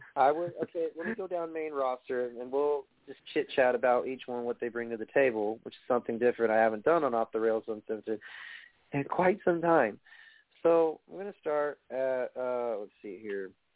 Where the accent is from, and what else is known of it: New York, United States; accent: New York